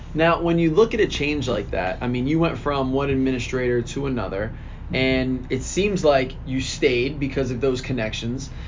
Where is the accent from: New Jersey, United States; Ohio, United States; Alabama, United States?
New Jersey, United States; Lawrenceville; I was a Mercer County kid. I grew up in Lawrenceville